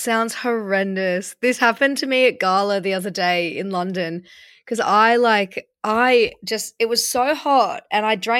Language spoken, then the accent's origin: English; Australia; because I came from Australia, right? So I've been here 6 years.